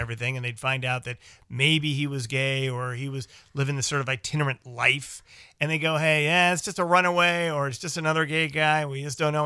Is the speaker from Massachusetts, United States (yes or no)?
no; Chicago, Illinois, United States; we grew up in Chicago and worked in Chicago